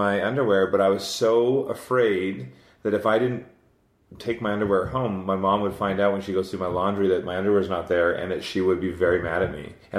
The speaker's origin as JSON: {"language": "English", "region": "Scotland", "country": "United Kingdom", "said": "I'm Scottish."}